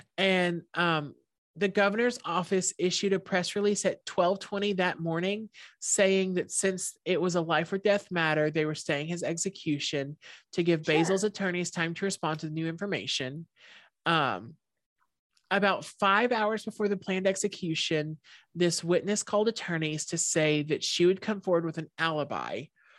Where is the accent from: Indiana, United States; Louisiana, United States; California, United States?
Louisiana, United States; Shreveport